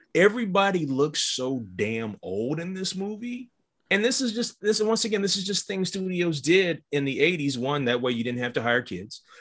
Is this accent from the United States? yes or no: yes; Midwest, United States; When I grew up in the Midwest, we had them too.